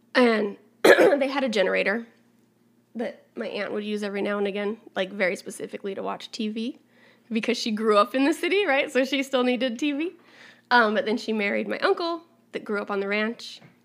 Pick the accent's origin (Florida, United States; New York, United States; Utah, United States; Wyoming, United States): Wyoming, United States; we grew up in Wyoming